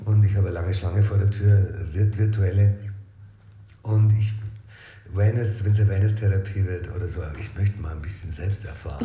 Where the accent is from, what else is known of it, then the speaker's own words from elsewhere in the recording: Regensburg, Bavaria, Germany; Ursprünglich aus Regensburg. Born and raised in town